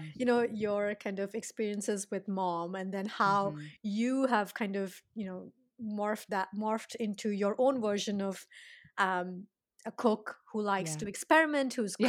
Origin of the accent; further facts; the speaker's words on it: India; English is a second language; You know, I'm Indian and I have my, you know, I have my chai.